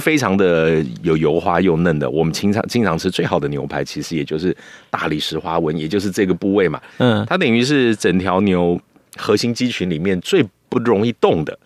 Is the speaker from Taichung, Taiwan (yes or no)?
no; Taipei, Taiwan; 身为台北人，北部人呢